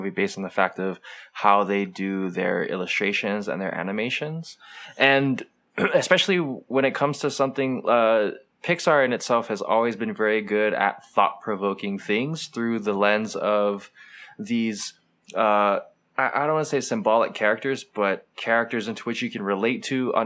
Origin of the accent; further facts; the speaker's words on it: Hawaii, United States; us growing up in Hawaii, where it's just culturally diverse